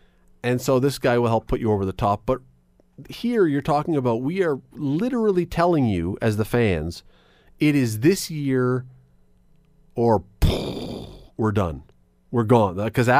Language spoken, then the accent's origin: English; Toronto, Ontario, Canada; And I love Southern Ontario. I grew up in Toronto.